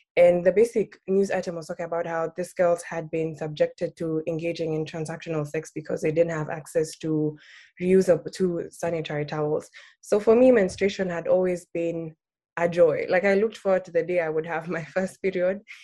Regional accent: Nairobi, Kenya; I was born and raised in Nairobi, Kenya

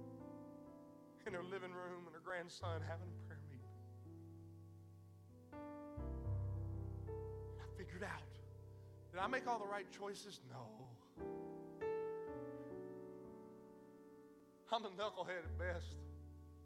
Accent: McNairy County, Tennessee, United States; I come from Podunk, McNary County, Tennessee

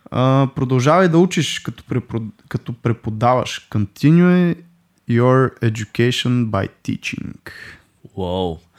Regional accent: Russia; да дам пак доста простичък с руски язик, който аз съм ходил до 7 клас на руски язик. Uh, нищо, че съм руснак, нали, си го знам говоримо перфектно

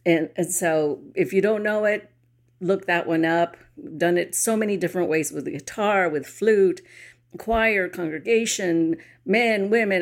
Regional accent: San Antonio, Texas, United States; I grew up in San Antonio

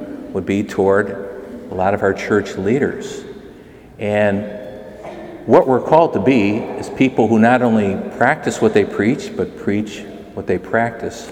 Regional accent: McHenry, Illinois, United States; I grew up in McHenry, Illinois

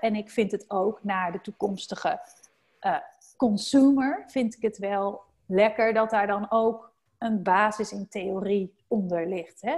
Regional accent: North Brabant, Netherlands; now in Randstad, Netherlands; in Brabant, waar ik vandaan kom

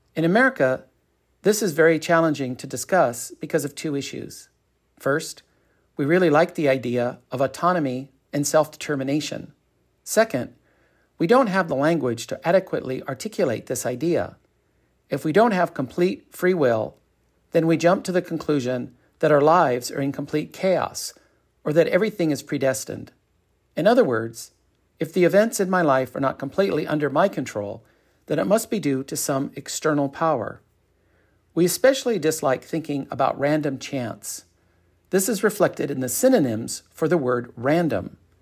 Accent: Torrance, California, United States; also born or lived in Westchester, Los Angeles / Costa Mesa; I grew up in Westchester. Then we moved to Torrance when I was 10 years old.

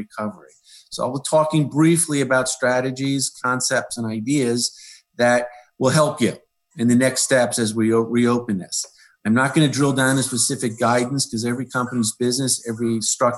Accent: Middletown, New Jersey, United States; also born or lived in Red Bank, New Jersey; I was born in Riverview Hospital. I grew up in Middletown, graduated Rutgers

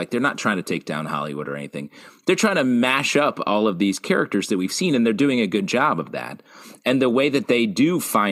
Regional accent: Canada; I'm Canadian

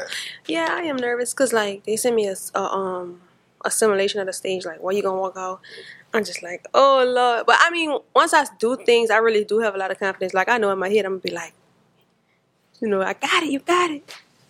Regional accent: New Orleans, Louisiana, United States; since I'm born and from here and lived here and went to school here

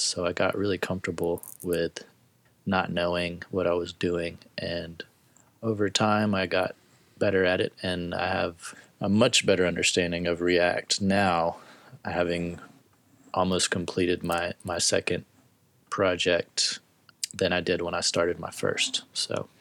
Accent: Tennessee, United States; moved away as an adult; I'm originally from Tennessee

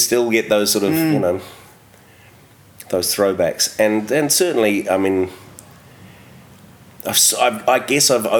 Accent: Whangaparaoa, Auckland, New Zealand; also born or lived in Glenfield; now in Wellington, New Zealand; I grew up in Whangaparoa, sort of north of Auckland, so lots of beaches

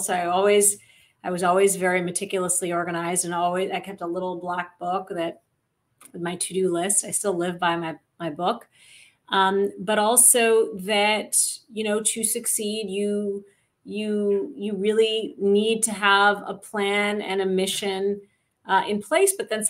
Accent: Saudi Arabia; also born or lived in Michigan, United States; I grew up in Saudi Arabia, I'm a product of an Indian father and a Pakistani mother, two countries that are often in conflict with each other. I was born in Michigan, and you know, raised as an American Muslim

